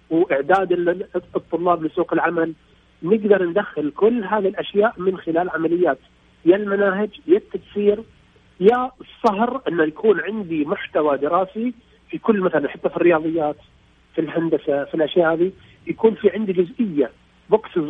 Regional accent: Bahrain

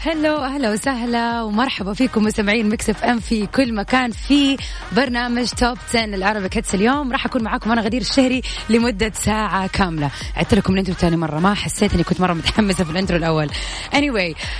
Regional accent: Jeddah, Makkah Province, Saudi Arabia; عندنا في جدة

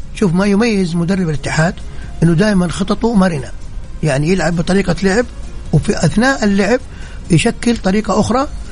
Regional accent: Saudi Arabia; كلنا كسعوديين

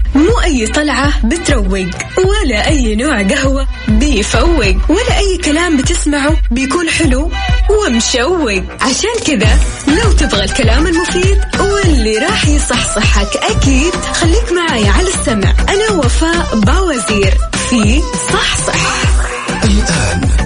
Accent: Saudi Arabia; عندنا بالسعوديه

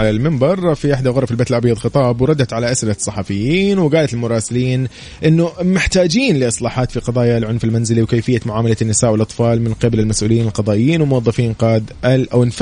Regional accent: Riyadh, Riyadh Province, Saudi Arabia; من الرياض

